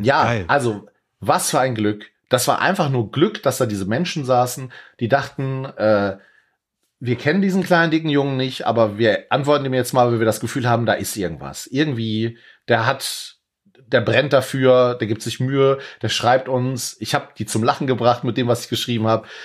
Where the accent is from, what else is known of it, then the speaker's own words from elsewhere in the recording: Leopoldshöhe, North Rhine-Westphalia, Germany; bei uns in Leopoldshöhe auf dem Dorf